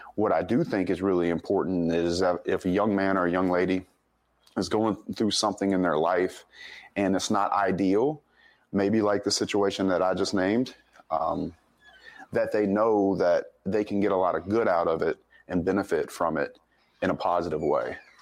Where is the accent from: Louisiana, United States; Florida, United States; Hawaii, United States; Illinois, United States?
Louisiana, United States; Denham Springs; also born or lived in Monroe, Louisiana; I was born up in Monroe, but I grew up in a little town called Denham Springs, Louisiana, uh, just outside of Baton Rouge